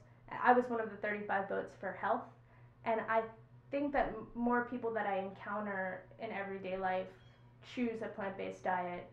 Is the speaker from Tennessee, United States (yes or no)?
no; New York, United States; also born or lived in South Central Pennsylvania; now in Pennsylvania, United States; I'm not from here. I'm from New York.